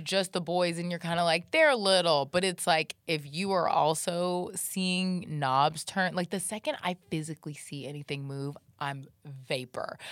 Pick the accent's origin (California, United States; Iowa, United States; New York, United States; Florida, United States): Florida, United States; Jacksonville; I grew up in Jacksonville, Florida